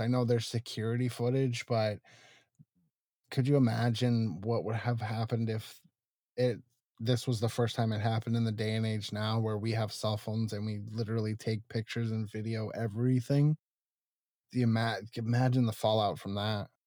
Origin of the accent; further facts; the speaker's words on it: Tucson, Arizona, United States; moved away as an adult; Tucson, which is originally where I'm from